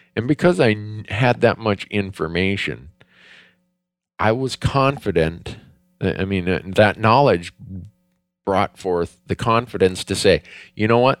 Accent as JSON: {"language": "English", "region": "Minnesota", "country": "United States", "tie": "born or raised there", "said": "I grew up in Minnesota"}